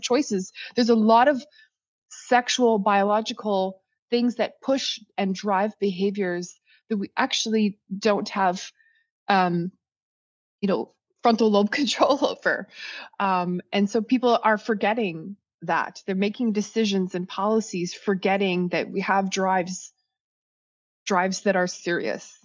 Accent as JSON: {"language": "English", "region": "Saskatchewan", "country": "Canada", "moved": "yes", "said": "originally I'm from, I'm from Saskatchewan. I'm second generation Canadian"}